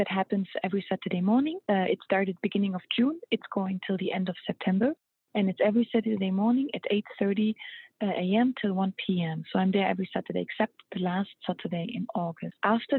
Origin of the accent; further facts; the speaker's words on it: Luxembourg; moved away as an adult; also born or lived in Germany; now in United States; I moved to America 7 years ago, and I'm from Europe. I met my husband in Europe 7 years ago. That's why I moved over. And I'm Luxembourgish and half German. And I moved around quite a bit when I was a kid. So I grew up in Germany, in Luxembourg